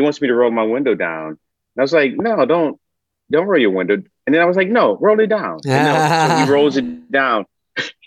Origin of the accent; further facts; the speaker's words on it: Detroit, Michigan, United States; I grew up in Detroit